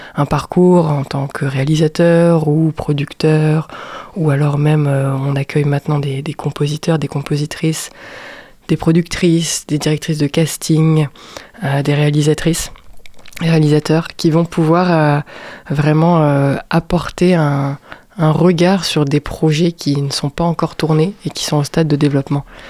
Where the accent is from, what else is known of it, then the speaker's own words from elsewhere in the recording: Strasbourg, Grand Est, France; moved away as an adult; now in Angers, France; Je suis née à Strasbourg